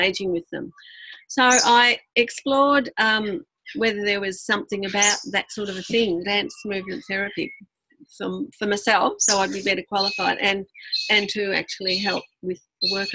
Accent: Ireland; being an Irish family, there's lots of singing, and especially in the kitchen

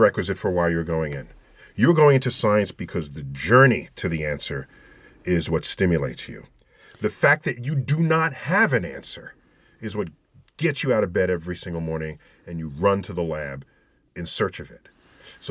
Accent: New York City, New York, United States; I grew up in the Bronx in a building that was 22 stories tall

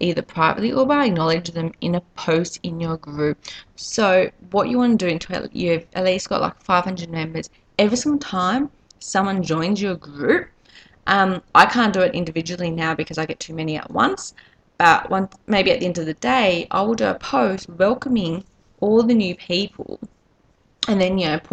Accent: Australia; accent: Australian; as you can probably tell by my accent, I'm Australian.

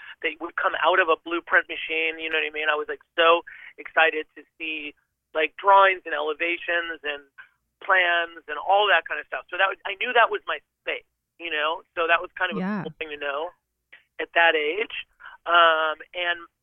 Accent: Syracuse, New York, United States; now in New York City, United States; I'm from upstate New York. I grew up, I'm from Syracuse, New York, almost Canada, basically.

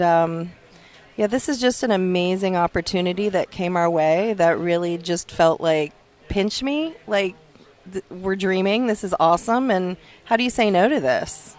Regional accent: South Florida, United States; I grew up in South Florida

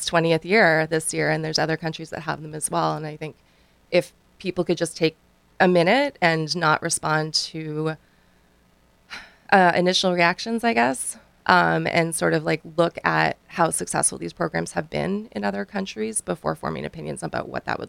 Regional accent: Canada; now in United States; I'm actually from Canada. I've been here for just over 5 years now, and we have those facilities where I'm from.

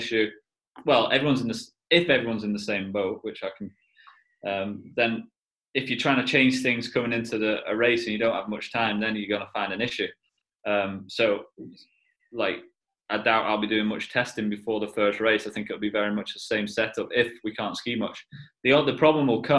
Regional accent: United Kingdom; Being British

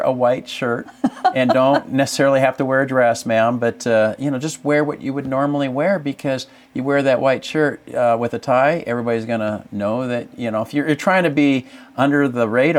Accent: San Diego, California, United States; I'm from San Diego.

